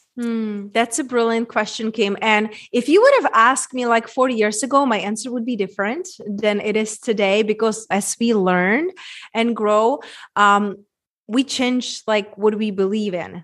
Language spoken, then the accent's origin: English; Czechia; moved away; my accent, Czech Republic, small little town where I grew up